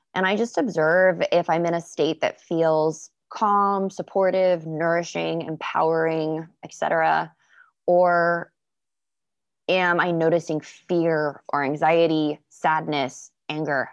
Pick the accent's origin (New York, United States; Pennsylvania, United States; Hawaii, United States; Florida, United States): Florida, United States; I grew up in Florida